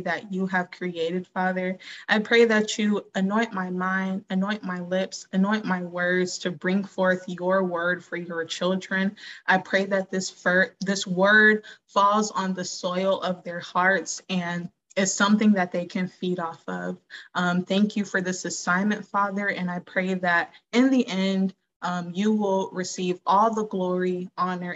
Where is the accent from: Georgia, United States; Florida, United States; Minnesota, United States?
Georgia, United States; I'm from Georgia. I'm from the South.